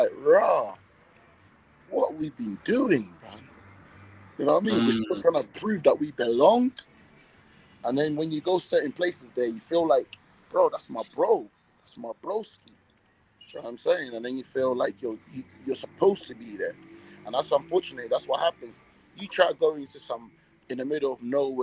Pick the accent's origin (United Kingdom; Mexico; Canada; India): United Kingdom; London; moved away as an adult; also born or lived in Dominican Republic; now in Colombia; we're from London, England